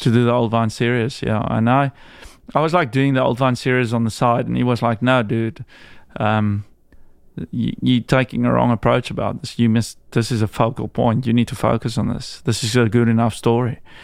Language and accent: English; South Africa; moved away as an adult; also born or lived in Priorat, Spain